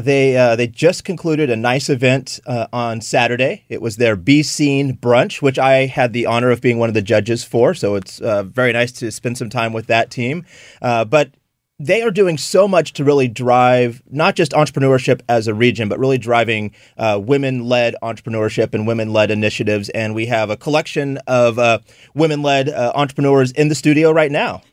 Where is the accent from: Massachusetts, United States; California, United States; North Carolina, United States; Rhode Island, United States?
California, United States; now in St. Louis, United States; I'm from California originally.